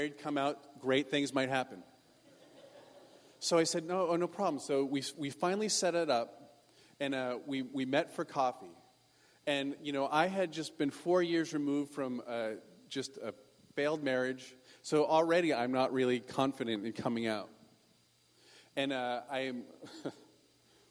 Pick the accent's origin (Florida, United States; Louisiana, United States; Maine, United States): Maine, United States; now in California, United States; I come from Maine